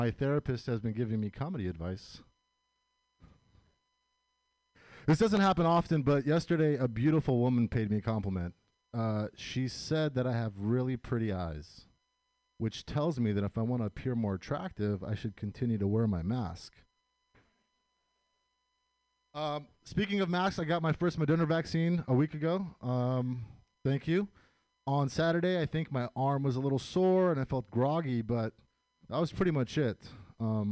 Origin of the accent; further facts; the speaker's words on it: United States; I was born and raised here, so that makes me first-generation American.